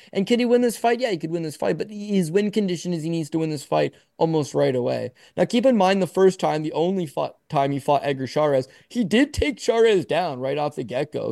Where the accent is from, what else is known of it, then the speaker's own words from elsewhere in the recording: Canada; I'm born in Canada. My parents are born in Canada. I'm Canadian